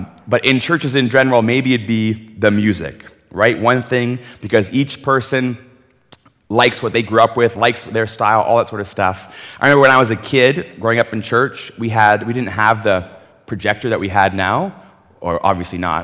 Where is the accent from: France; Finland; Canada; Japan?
Canada; Ontario; moved away as an adult; now in British Columbia, Canada; I grew up in Ontario